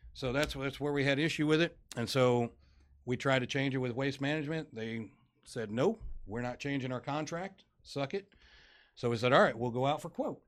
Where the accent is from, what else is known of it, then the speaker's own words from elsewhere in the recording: Farmington, Missouri, United States; moved away as an adult; now in Dickinson, United States; I'm originally from Southeast Missouri, a little town called Farmington.